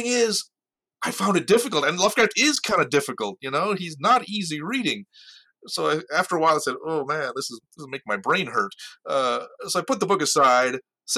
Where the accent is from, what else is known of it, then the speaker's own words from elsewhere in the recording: United States; also born or lived in India / Indiana; I got to this country when I was 5 years old, and so all my education's here. I'm an American